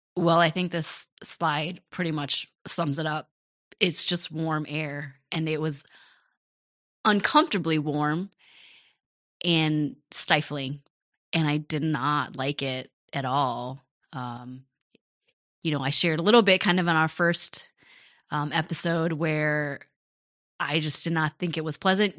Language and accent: English; Rochester, United States; also born or lived in Cambodia (parents' origin); My folks moved to Rochester from Cambodia. We were the first Cambodian family in Rochester